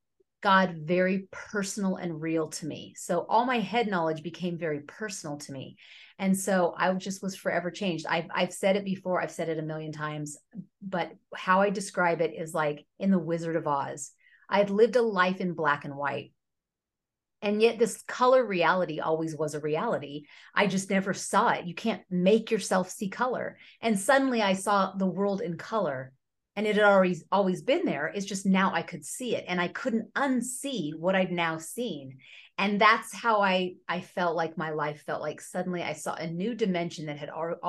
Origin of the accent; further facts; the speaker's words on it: near Sacramento, California, United States; also born or lived in Bay Area, California; we moved from the Bay Area near San Francisco up near Sacramento when I was 10.